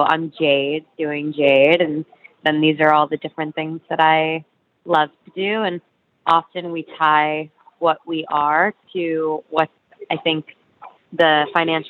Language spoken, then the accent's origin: English; Florida, United States; also born or lived in New York City, United States; now in Brooklyn, United States; I grew up in Florida, but I was born in the city